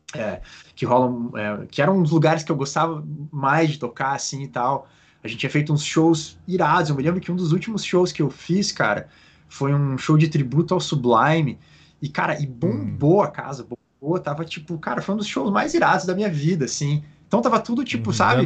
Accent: Curitiba, Paraná, Brazil; moved away as an adult; also born or lived in Petrópolis / California / Australia; now in Oregon, United States; eu sou de Curitiba, é, nasci e cresci em Curitiba

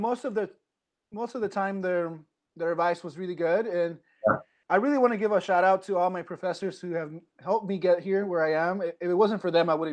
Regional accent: Quincy, Washington, United States; also born or lived in Central California; I grew up in Quincy, Washington

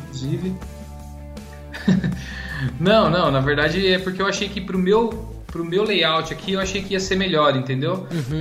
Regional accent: Jundiaí, São Paulo, Brazil; eu sou de Jundiaí, interior de São Paulo

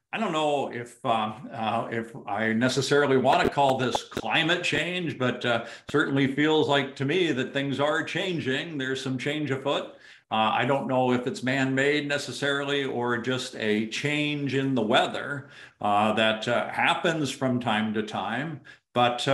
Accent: Arizona, United States; moved away; also born or lived in Southern California; as a kid growing up in Arizona

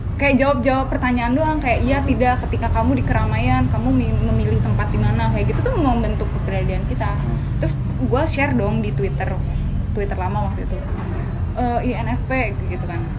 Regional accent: Karawang, West Java, Indonesia; Gua Jawa Barat

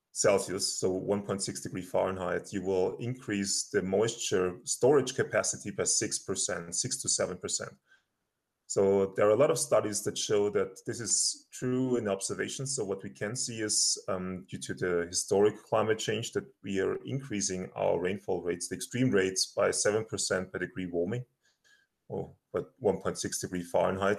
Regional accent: Austria; moved away as an adult; now in Colorado, United States; I'm originally from Austria. I did my PhD there and my master's

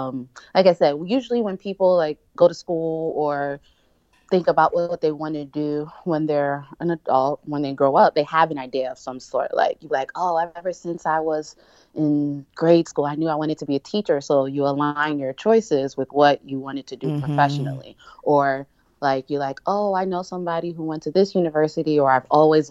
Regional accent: outside Philadelphia, Pennsylvania, United States; also born or lived in Nigeria; I'm Nigerian. So I was born in Nigeria, but I was pretty much raised in outside Philadelphia my whole life

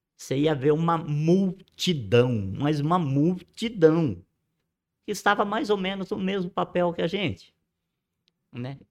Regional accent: Ibitinga, São Paulo, Brazil; also born or lived in Borborema; eu não nasci em Bitinga, eu não sou cidadão ibitinguense no papel, sou Sim. de coração

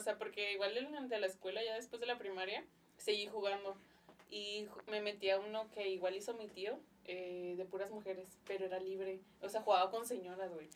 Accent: Ciudad Juárez, Chihuahua, Mexico; aquí nací en Juárez

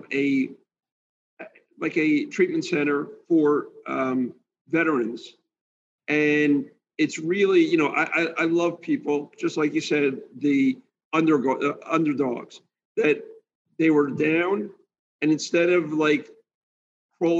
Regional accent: New Jersey, United States; moved away as an adult; now in Florida, United States; I'm from New Jersey, so I'm a little bit of a, bulldog from New Jersey.

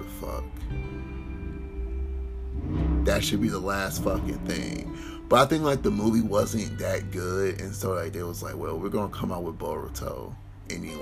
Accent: Detroit, Michigan, United States; I'm from Detroit

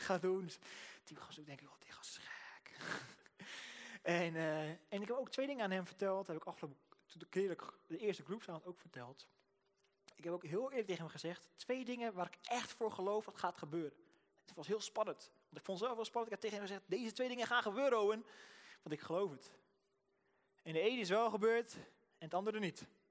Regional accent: Rotterdam, South Holland, Netherlands; ik kom uit Rotterdam, dus ik praat gewoon zo.

